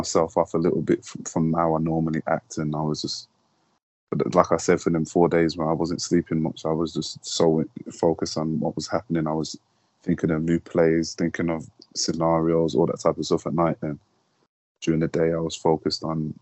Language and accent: English; Birmingham, West Midlands, United Kingdom; my house number that I grew up in Birmingham